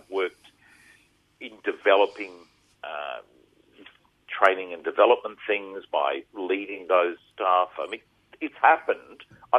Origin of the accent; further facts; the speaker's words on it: Rockhampton, Queensland, Australia; We came down from Rocky during when we used to have holidays in August.